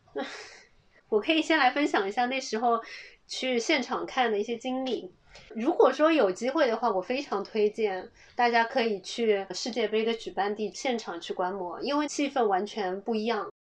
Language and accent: Chinese; China; 我们是中国来的